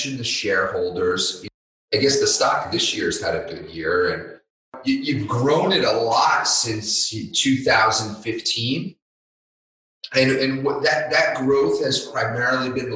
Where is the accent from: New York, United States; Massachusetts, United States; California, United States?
New York, United States; New York Metro, United States; Born and raised in New York Metro